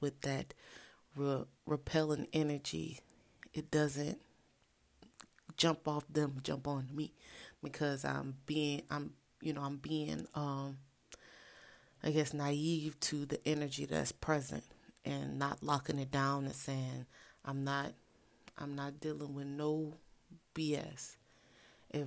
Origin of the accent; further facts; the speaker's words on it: New Orleans, Louisiana, United States; I am from the ultimate culinary experience type of place, New Orleans